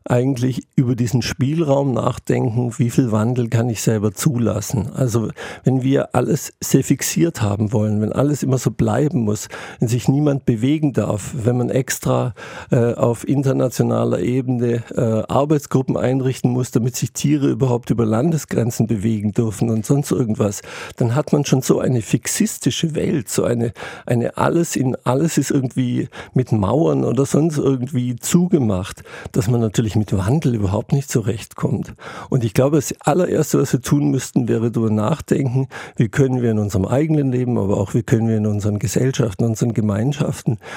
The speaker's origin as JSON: {"language": "German", "region": "Lake Constance", "country": "Germany", "tie": "born or raised there", "said": "ich bin im Alpenvorland am Bodensee aufgewachsen, da waren meterhohe Schneewände äh, links und rechts der Wege"}